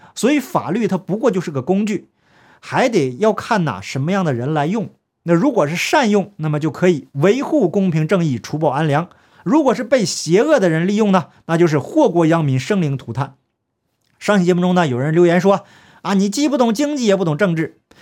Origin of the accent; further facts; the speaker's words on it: Heilongjiang, China; 我的家乡黑龙江